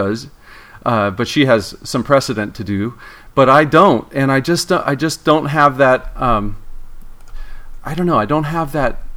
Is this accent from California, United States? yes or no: yes; Torrance, California, United States; I grew up in Torrance.